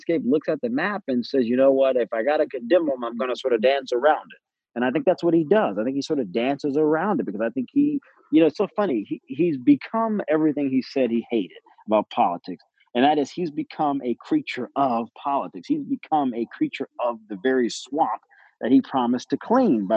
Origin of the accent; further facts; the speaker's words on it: the South, United States; I grew up in the South